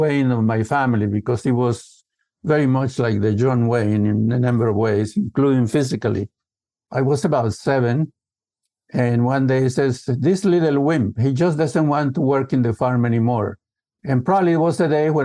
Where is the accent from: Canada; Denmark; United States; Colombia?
Colombia; the Andes of Colombia; typical family from the Andes of Colombia. So I grew up in the Andes.